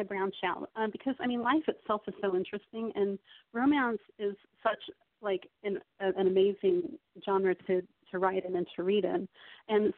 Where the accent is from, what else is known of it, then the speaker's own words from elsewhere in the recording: Salt Lake City, Utah, United States; moved away; I'm from Salt Lake City originally in Utah. But I've traveled quite a lot in the military.